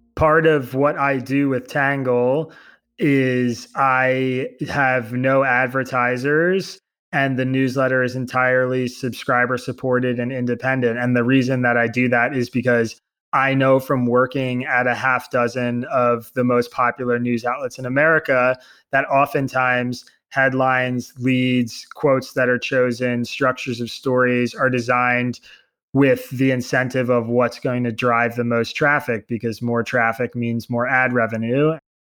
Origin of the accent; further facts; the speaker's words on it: Bucks County, Pennsylvania, United States; now in New York, United States; I grew up in Bucks County, Pennsylvania